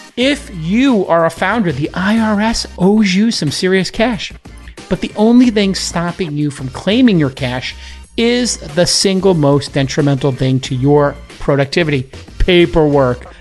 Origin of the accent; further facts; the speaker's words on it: New York, United States; in New York, my hometown.